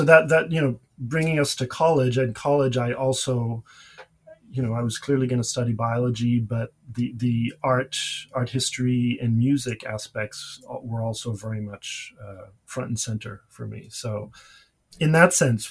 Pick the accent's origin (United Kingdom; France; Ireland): France; Paris, Île-de-France; moved away as an adult; now in United States; I grew up in Paris